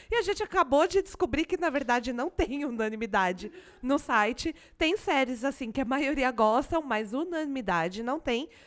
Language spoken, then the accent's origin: Portuguese; Tatuí, São Paulo, Brazil; eu sou de Tatuí, cidade de ternura, interior de São Paulo. De vez em quando até meu sotaque original aparece aí.